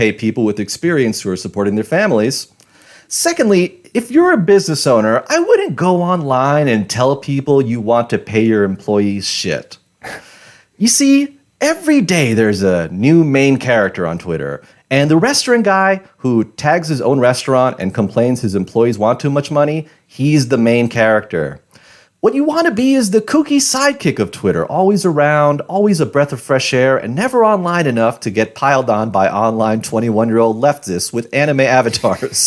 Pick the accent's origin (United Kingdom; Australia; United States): United States; New York City, New York; I'm from Queens